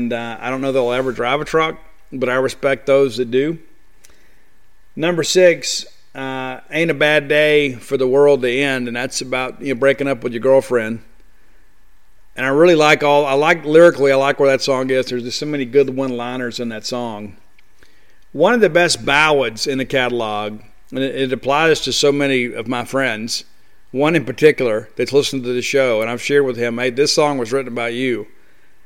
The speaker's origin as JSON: {"language": "English", "town": "Columbia", "region": "Mississippi", "country": "United States", "tie": "born or raised there", "also_born_or_lived": "Canton, Mississippi", "lives_now": "Starkville, United States", "said": "I was born in Canton, raised in Columbia, but home is Starkville for me"}